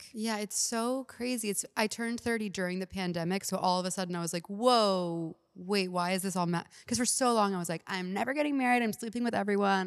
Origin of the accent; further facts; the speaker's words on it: Houston, Texas, United States; moved away; I'm from Houston, so they live there